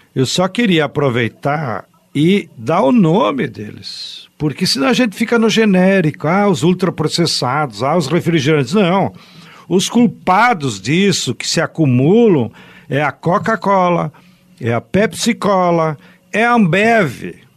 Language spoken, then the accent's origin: Portuguese; Brazil; aqui no Brasil, cada padaria lá do interior, onde eu me criei